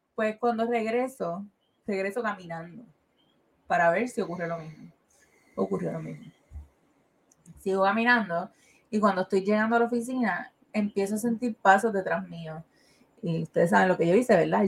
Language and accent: Spanish; Carolina, Puerto Rico; nosotros somos de Carolina